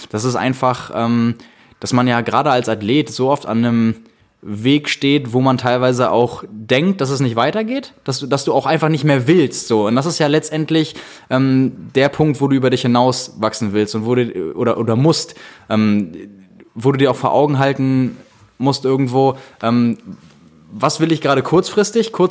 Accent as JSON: {"language": "German", "country": "Austria", "said": "Ja, genau, genau ich bin Österreicher"}